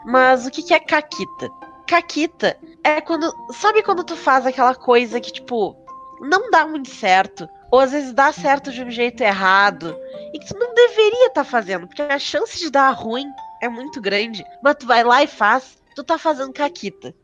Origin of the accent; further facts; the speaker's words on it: Porto Alegre, Rio Grande do Sul, Brazil; eu sou de Porto Alegre